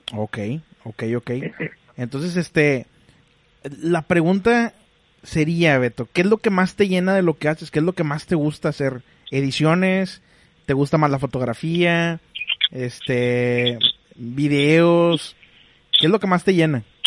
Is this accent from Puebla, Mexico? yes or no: no; Monterrey, Nuevo León, Mexico; Yo también soy de Monterrey.